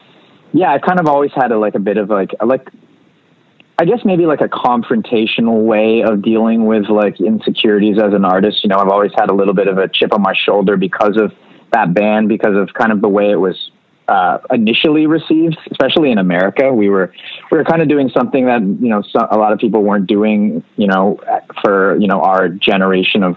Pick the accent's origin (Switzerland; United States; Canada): Canada; a Canadian band